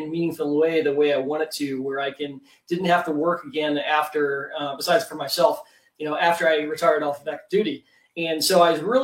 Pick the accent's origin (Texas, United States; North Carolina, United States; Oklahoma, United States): Oklahoma, United States; Tulsa; moved away as an adult; also born or lived in North San Diego County, California; I grew up in Oklahoma and went to the University of Oklahoma.